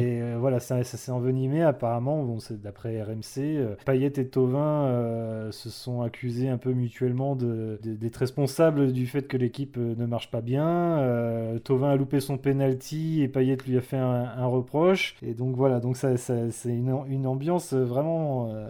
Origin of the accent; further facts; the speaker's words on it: Brittany, France; en tant que breton